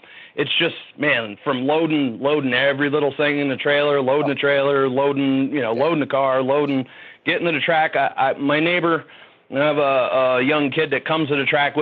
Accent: Middletown, United States; I grew up in Middletown

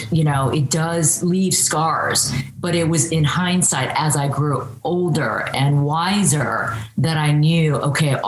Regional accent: Dayton, Ohio, United States; also born or lived in Columbus, Ohio / Korea; we ended up in Dayton, Ohio. So that's where I actually grew up

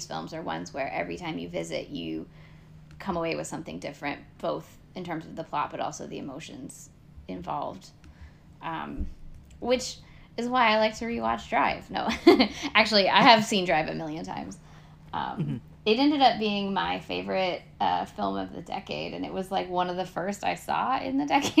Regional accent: Northern California, United States; my hometown's a very small town in Northern California

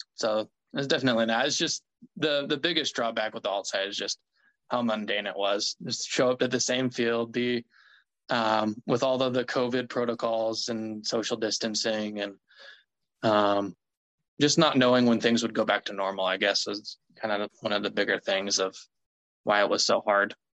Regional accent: Mississippi, United States; I actually grew up or I was born in Mississippi

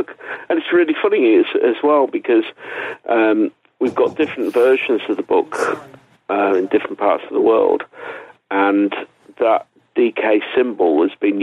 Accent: England, United Kingdom; I'm an English writer

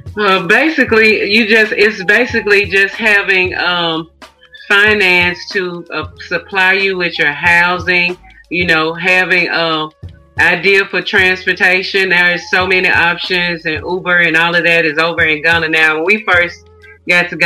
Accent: Memphis, Tennessee, United States; I'm born and raised in Memphis. I'm a Southern girl. I've been here all of my life outside of my travels.

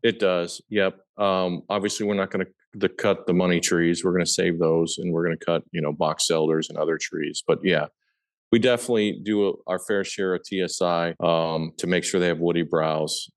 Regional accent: Papillion, Nebraska, United States; I was born and raised in Papillion, Nebraska, which is a suburb of Omaha

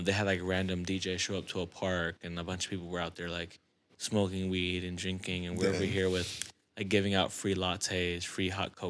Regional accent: Houston, Texas, United States; also born or lived in New York; now in Dallas, United States; Raised in Houston.

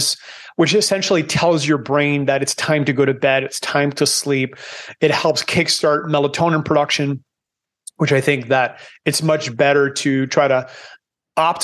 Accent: Canada; moved away as an adult; now in Panama; I'm Canadian, but I escaped 19 years ago. I live in Panama now because I don't like cold

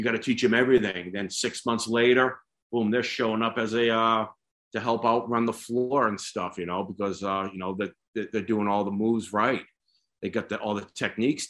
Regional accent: Boston, Massachusetts, United States; now in Oregon, United States; I'm from Boston

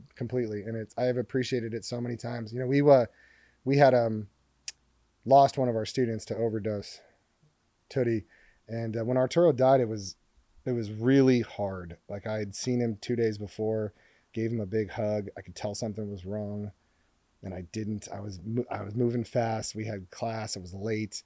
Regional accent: Hermosa Beach, California, United States; I was walking home from Hermosa Valley School, I think I was six or seven

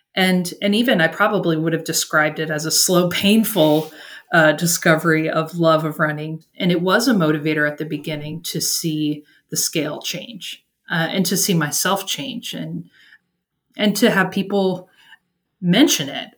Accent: Washington, District of Columbia, United States; moved away as an adult; also born or lived in Northern Virginia; now in Brownsville, United States; I'm originally from Washington, D.C., in the Northern Virginia area.

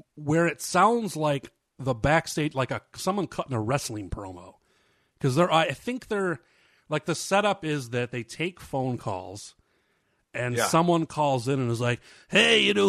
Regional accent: Rochester, New York, United States; also born or lived in Seattle; now in Portland, United States; I'm from Rochester, New York originally, and I moved out to Seattle, and now I'm in Portland, Oregon

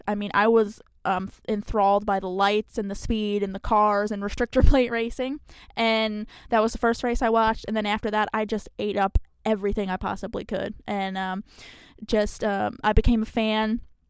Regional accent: New Jersey, United States; So nobody can ever figure out where I'm from. But so grew up in New Jersey.

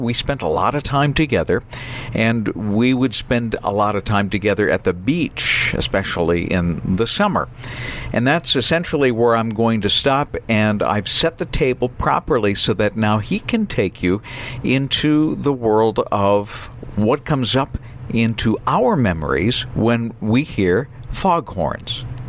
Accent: New Bedford, Massachusetts, United States; my hometown where I grew up, and that's the South Coast Fishing Village, more like a large city, of New Bedford, Massachusetts.

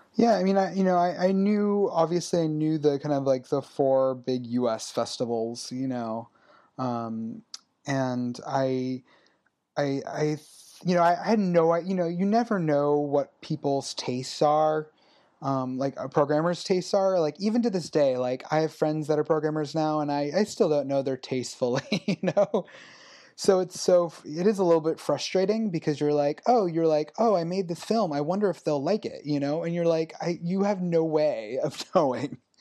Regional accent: Los Angeles, California, United States; I grew up in the Valley in Los Angeles

